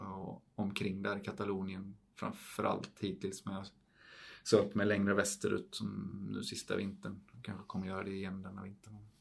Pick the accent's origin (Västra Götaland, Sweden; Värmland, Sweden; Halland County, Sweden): Halland County, Sweden; Falkenberg; moved away as an adult; also born or lived in Idre / Switzerland; det är där jag kommer ifrån och det är det enda stället jag har någon form av släkt eller rötter